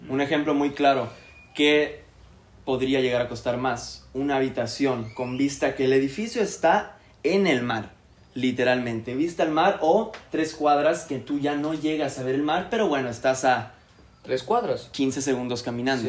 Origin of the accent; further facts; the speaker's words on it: Puerto Aventuras, Quintana Roo, Mexico; also born or lived in Playa del Carmen; Yo crecí en Puerto Aventuras, que es un complejo privado a quince minutos de Playa del Carmen.